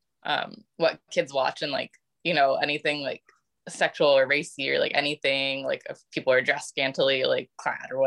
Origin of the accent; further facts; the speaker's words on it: Tallahassee, Florida, United States; I was born in Tallahassee, Florida, which is like really country